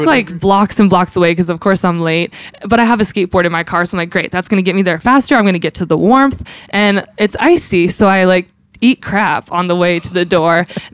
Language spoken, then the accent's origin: English; California, United States; now in Philadelphia, United States; I'm born and raised in California, the high desert mountains